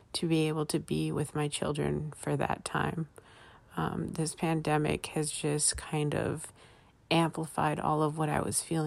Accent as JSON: {"language": "English", "town": "Los Angeles", "region": "California", "country": "United States", "said": "I'm from Los Angeles"}